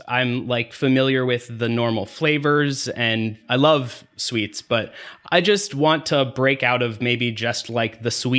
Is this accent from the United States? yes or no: yes; the South, United States; I'm from the South